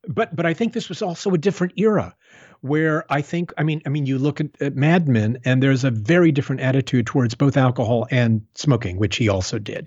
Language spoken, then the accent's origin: English; Tucson, Arizona, United States; the state of Arizona where I grew up. I was raised in Tucson